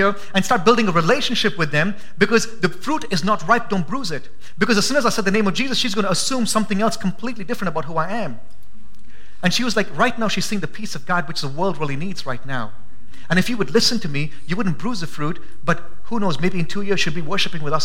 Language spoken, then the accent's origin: English; India; now in Boise, United States; I'm an Indian, forgive me. No, I'm an American now